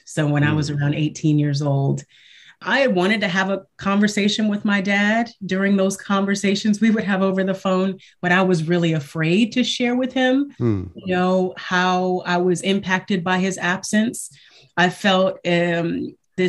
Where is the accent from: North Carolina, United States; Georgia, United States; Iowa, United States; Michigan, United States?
Michigan, United States; I was raised in Michigan. Well, I was born in Michigan, I'll say, and I was raised in a single parent home.